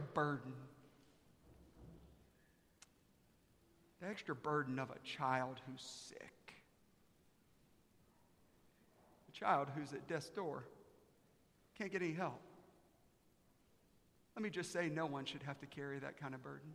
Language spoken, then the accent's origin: English; Aiken, South Carolina, United States; now in Dallas, United States; I'm from Aiken, South Carolina.